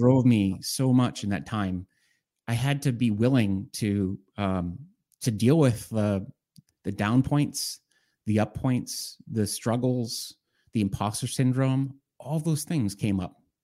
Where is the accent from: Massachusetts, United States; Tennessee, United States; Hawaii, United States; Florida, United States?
Massachusetts, United States; Boston; I'm from Boston, uh, in the Boston area, uh, in Massachusetts